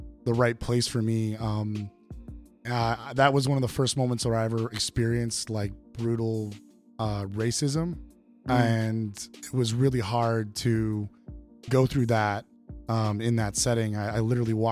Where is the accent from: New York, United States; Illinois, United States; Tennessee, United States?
Illinois, United States; Evanston; born and raised in Evanston, Illinois, about 20 miles north of Chicago